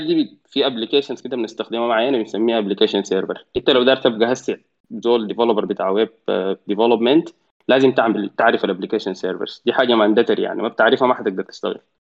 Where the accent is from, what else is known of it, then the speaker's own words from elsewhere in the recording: Sudan; عندنا في السودان